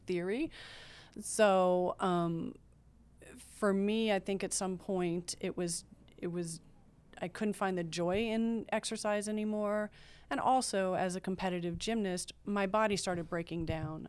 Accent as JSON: {"language": "English", "region": "Maryland", "country": "United States", "said": "I'm from Maryland, right outside of Washington, D C"}